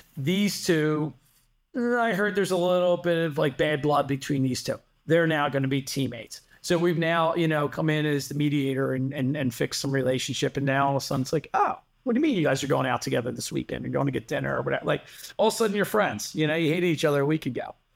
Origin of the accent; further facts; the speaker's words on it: Delaware County, Pennsylvania, United States; also born or lived in Drexel Hill; I spent my whole life growing up in Delco